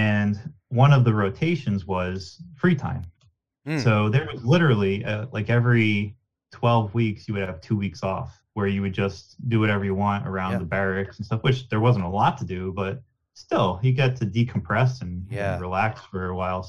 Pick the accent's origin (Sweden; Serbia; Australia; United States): United States; Nanticoke, Pennsylvania; Growing up in Nanticoke, it was a very small town